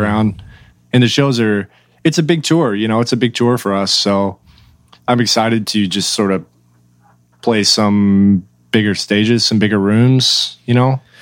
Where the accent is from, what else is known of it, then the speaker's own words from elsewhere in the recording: Oklahoma, United States; moved away as an adult; now in Nashville, United States; I've lived in Oklahoma, uh, basically my whole life, like right across Texas border